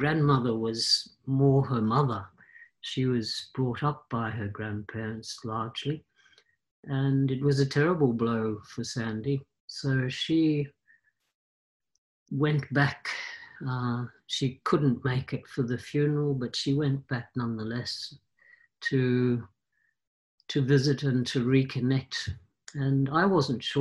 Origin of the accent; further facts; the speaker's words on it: Australia; moved away as an adult; I'm an Australian born originally, but I left after uni when I was ridiculously